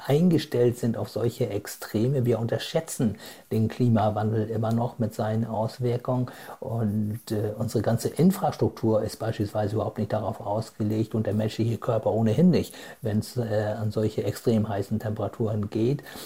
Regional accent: Germany; bei uns in Deutschland

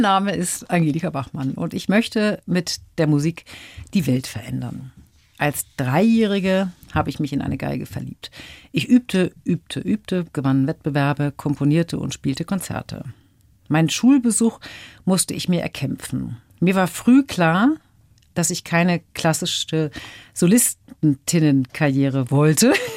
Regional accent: Hamburg, Germany; in meiner Heimatstadt Hamburg

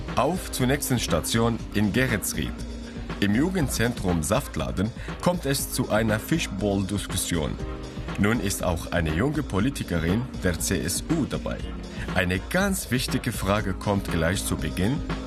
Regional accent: Syria; now in Germany; Ich bin aus Syrien geflüchtet und habe jetzt meine deutsche Staatsbürgerschaft

